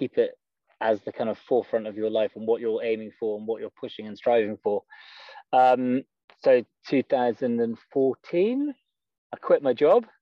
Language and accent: English; just outside Edinburgh, Scotland, United Kingdom; moved away as an adult; also born or lived in London; I am from Scotland, born just outside Edinburgh, and I had a pretty good childhood.